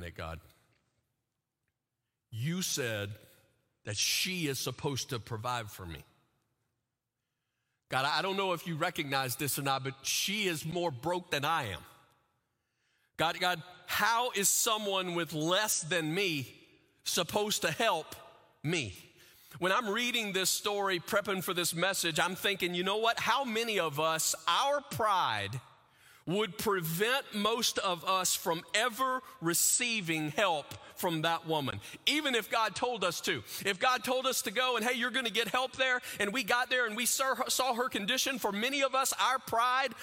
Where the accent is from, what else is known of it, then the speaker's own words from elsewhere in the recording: the South, United States; as a kid, I grew up in the South, in the middle of the center of what's called the Bible Belt